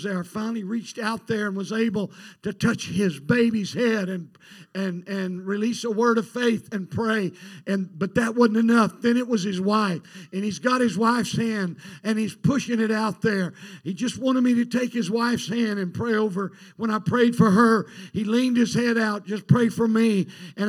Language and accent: English; United States; we're Americans. We came from America.